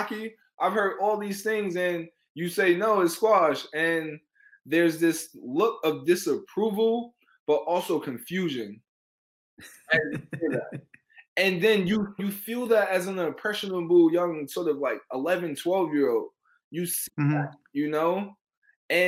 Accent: New York City, New York, United States; I said I was from Harlem

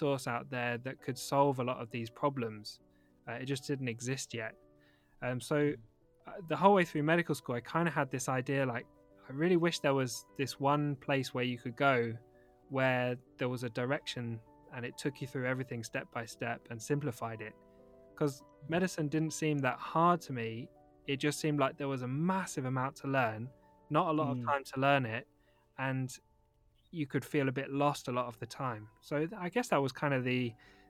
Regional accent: London, United Kingdom; now in Manchester, United Kingdom; I still live in Manchester. But I grew up in London

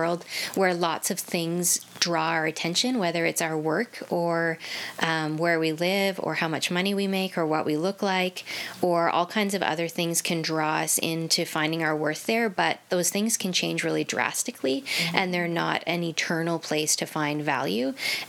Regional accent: Ontario, Canada; I was born and raised in Ontario. Mm-hmm. We moved a fair amount because of my dad's work, but that really taught me contentment in adjusting to different environments and different hometown, so that was good for me.

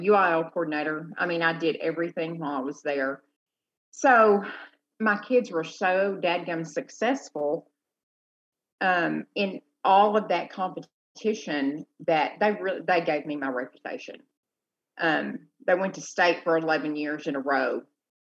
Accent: Gilmer, Texas, United States; also born or lived in Hempstead, Texas; I'm from Gilmer, which is in Northeast Texas, home of the Buckeyes

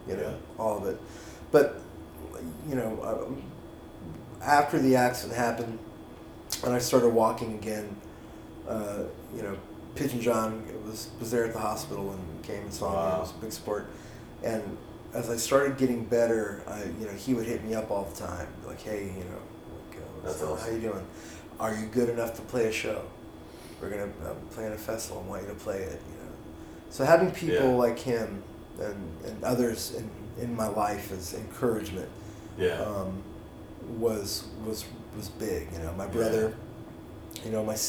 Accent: Texas, United States; now in Los Angeles, United States; I'm from Texas

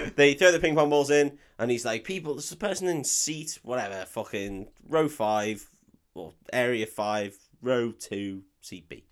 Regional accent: United Kingdom; I'm too British

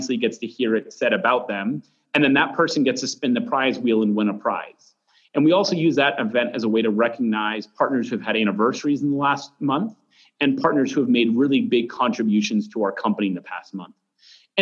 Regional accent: Mount Monadnock, New Hampshire, United States; I grew up right on the base of Mount Monadnock.

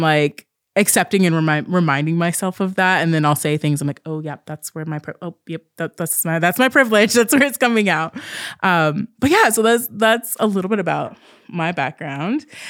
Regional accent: Southern Oregon, United States; also born or lived in Southern California; when I was fairly young, we moved to Southern Oregon, which is a really rural space

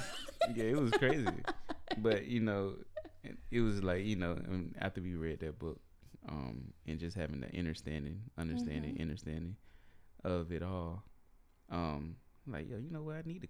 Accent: North Carolina, United States; we grew up in North Carolina in the country, so it wasn't no such thing as a babysitter. It was always family.

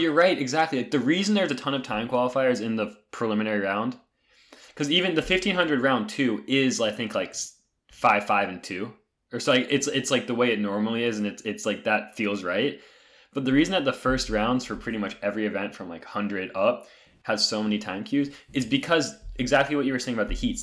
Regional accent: North Carolina, United States; growing up in North Carolina

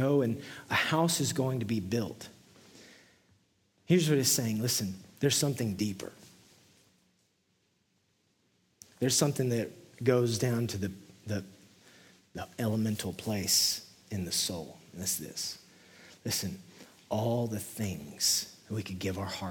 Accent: West Texas, United States; now in Nashville, United States; I'm from West Texas, which is essentially the desert

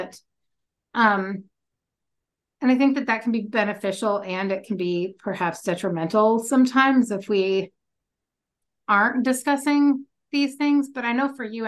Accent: Louisville, Kentucky, United States; moved away; I grew up in Kentucky in Louisville

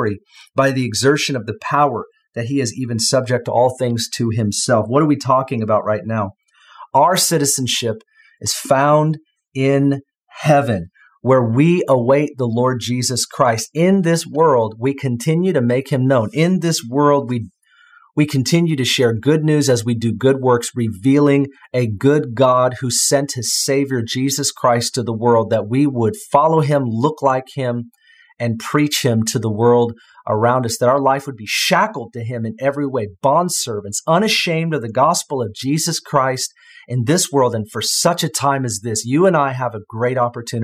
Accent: United States; as an American

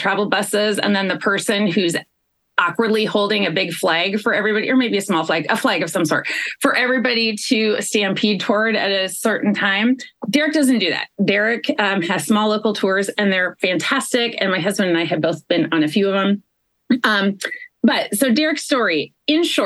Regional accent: Midwest, United States; me as a Midwesterner

